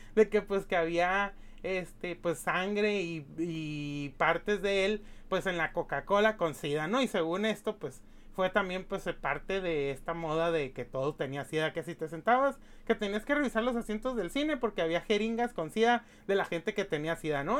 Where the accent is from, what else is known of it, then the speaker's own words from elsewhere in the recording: Mexicali, Baja California, Mexico; Mexicali, de mi, pues de mi, pues de mi pueblo, pues Mexicali, la, la capital de Baja California